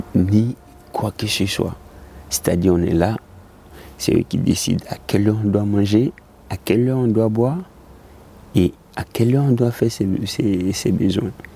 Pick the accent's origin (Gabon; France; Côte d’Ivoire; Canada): Côte d’Ivoire; moved away as an adult; J'ai quitté la Côte d'Ivoire avec le chapelet de mon père